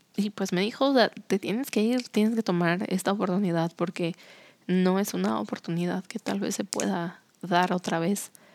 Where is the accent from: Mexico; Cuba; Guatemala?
Mexico; Cuernavaca, Morelos; moved away as an adult; also born or lived in Mexico City; now in San Luis Potosí, Mexico; el lugar donde creciste toda tu vida